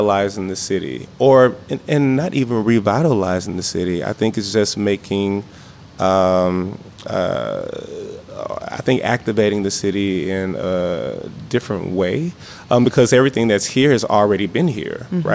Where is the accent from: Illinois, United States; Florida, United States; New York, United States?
Illinois, United States; East St. Louis; moved away; I'm from East St. Louis originally.